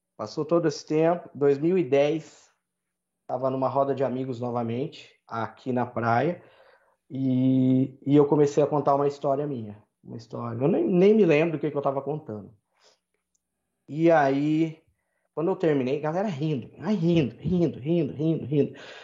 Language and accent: Portuguese; Brazil; also born or lived in Ireland; eu sou brasileiro